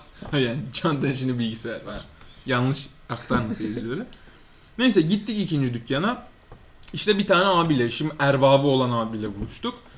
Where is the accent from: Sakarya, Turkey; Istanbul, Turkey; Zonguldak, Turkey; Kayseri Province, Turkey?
Istanbul, Turkey; 10, 10 yaşında taşındık biz buraya.